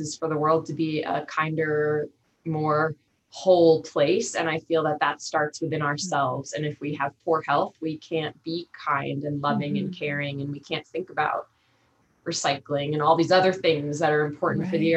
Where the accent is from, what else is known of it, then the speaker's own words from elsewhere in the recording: Long Island, New York, United States; moved away as an adult; also born or lived in Montana; growing up on Long Island